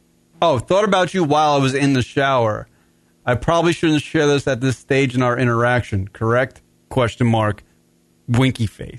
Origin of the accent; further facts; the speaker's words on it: New York, United States; I'm from New York